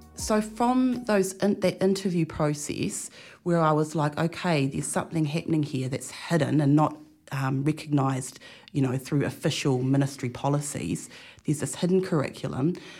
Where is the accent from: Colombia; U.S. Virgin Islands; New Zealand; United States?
New Zealand; Marlborough; being a student in a school in Marlborough